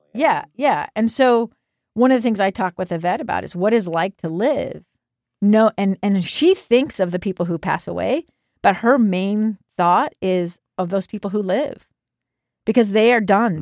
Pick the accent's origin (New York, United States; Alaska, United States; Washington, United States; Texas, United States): Alaska, United States; now in Salt Lake City, United States; I grew up in Alaska